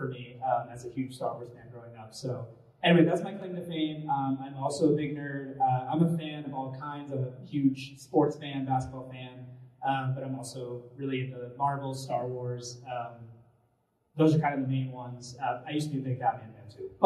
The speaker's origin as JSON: {"language": "English", "region": "Massachusetts", "country": "United States", "moved": "yes", "lives_now": "Utah, United States", "said": "I'm from Massachusetts originally"}